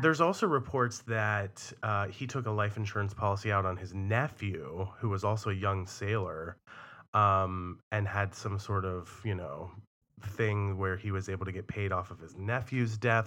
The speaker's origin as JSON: {"language": "English", "town": "Cumberland", "region": "Maryland", "country": "United States", "tie": "born or raised there"}